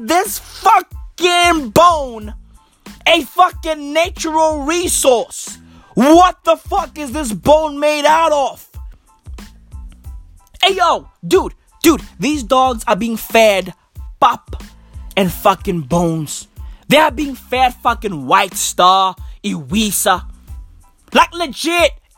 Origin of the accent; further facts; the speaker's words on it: Johannesburg, Gauteng, South Africa; I'm from the East Rand of Johannesburg